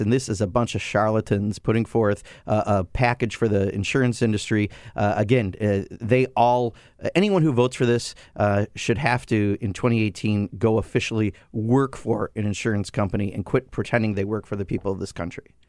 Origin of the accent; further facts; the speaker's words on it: Kenosha, Wisconsin, United States; I grew up in Kenosha, Wisconsin, a, a lower middle class family.